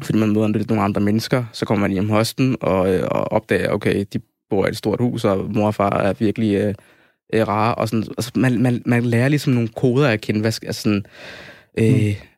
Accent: Copenhagen, Capital Region of Denmark, Denmark; jeg er født og opvokset her i København.

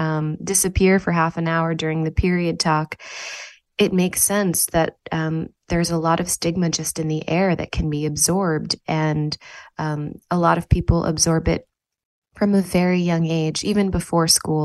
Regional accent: New Haven, Connecticut, United States; And this is so far from the way that I grew up in New Haven, Connecticut.

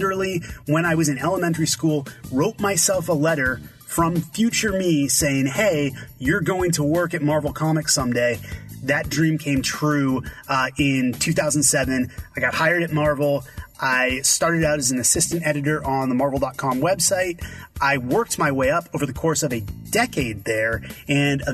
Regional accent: Boston, Massachusetts, United States; growing up in Boston, Massachusetts

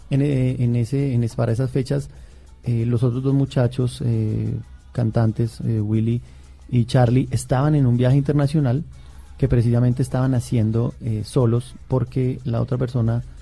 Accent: Boyacá, Colombia; me fui para, para, para, para mi, departamento, yo soy boyacense

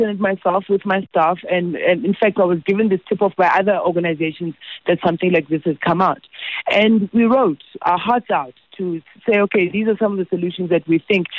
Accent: South Africa; I feel helpless as a South African

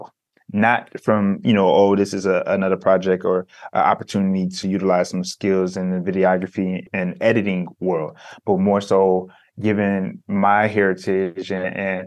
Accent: Detroit, Michigan, United States; growing up in Detroit as a African-American male

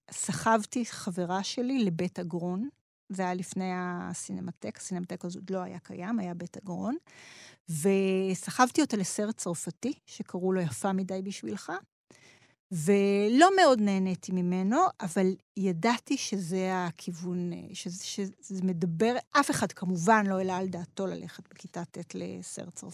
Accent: Mashu'ot Yitzhak, Southern District, Israel; also born or lived in Ma'ale Mikhmas; את ילדותי המוקדמת אה, גדלתי במשואות יצחק, זה מושב שיתופי ליד אשקלון.

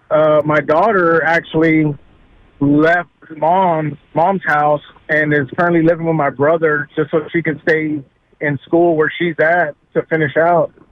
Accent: Corpus Christi, Texas, United States; I'm from the Corpus Christi area

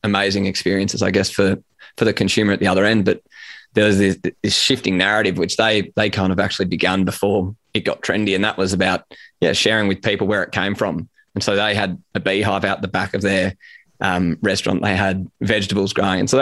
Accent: Sydney, New South Wales, Australia; I grew up in Sydney, which we might touch on, but I grew up in Sydney

